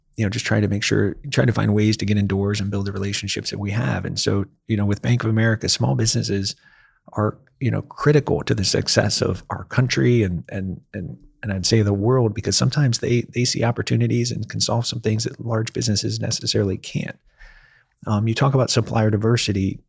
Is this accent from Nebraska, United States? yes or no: no; Ohio, United States; moved away as an adult; also born or lived in Akron, Ohio; now in Nashville, United States; I was born and raised in Ohio